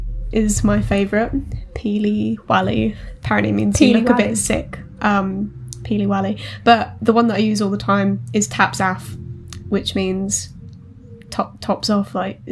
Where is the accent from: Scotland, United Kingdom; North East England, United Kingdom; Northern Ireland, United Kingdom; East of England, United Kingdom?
East of England, United Kingdom; Essex; I'm from Essex. So it's a bit confusing to explain where we're from. Some people count us as London and some people count us as Essex.